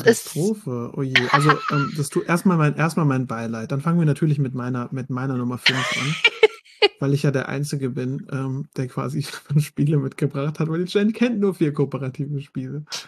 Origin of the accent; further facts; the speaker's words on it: Mannheim, Baden-Württemberg, Germany; ich komme ja aus Mannheim